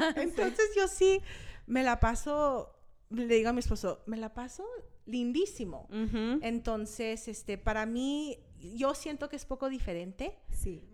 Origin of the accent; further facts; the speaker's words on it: Park City, Utah, United States; also born or lived in California / Los Angeles; Aquí en Utah me crié, me crié en Park City, Utah. Nos mudamos aquí cuando tenía cinco años